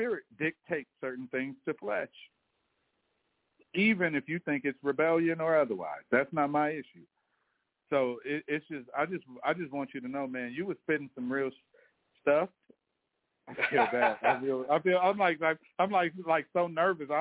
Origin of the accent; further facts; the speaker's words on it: Belize; now in United States; Because I'm not American, I'm actually a Belizean, 100% blood and bred.